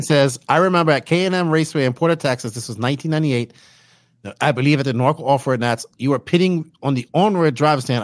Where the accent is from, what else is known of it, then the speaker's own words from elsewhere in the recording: Bermuda; I'm actually not from a third world country. I'm from Bermuda